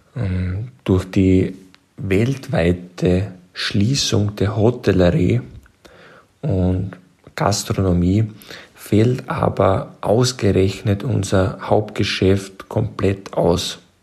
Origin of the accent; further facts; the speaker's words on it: Burgenland, Austria; accent: Austrian; Wie man unschwer hören kann, bin ich aus Österreich, genauer gesagt aus dem wunderschönen Burgenland